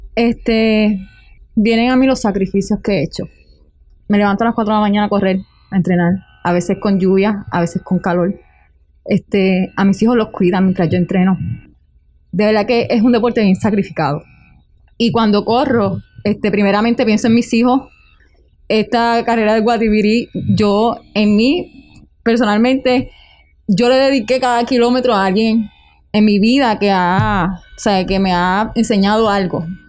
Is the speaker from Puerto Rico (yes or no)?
yes; Utuado, Puerto Rico; soy de aquí, en mi pueblo, yo me siento súper orgullosa de Utuado